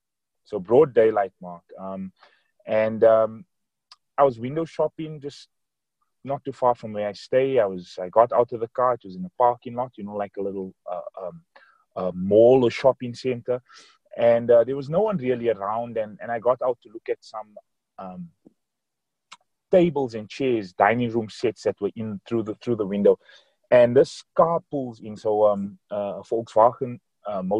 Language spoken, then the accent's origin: English; Johannesburg, Gauteng, South Africa; I'm from Johannesburg, South Africa.